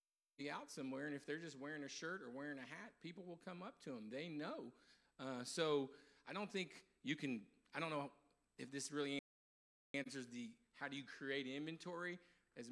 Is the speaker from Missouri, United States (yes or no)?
no; Clear Lake, Texas, United States; I grew up in Clear Lake